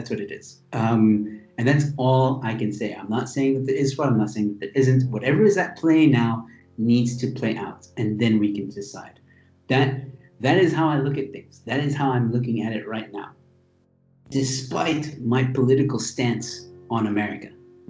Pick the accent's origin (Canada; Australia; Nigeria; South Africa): South Africa; I have every right. I live here. I work in this country. All right? I am South African.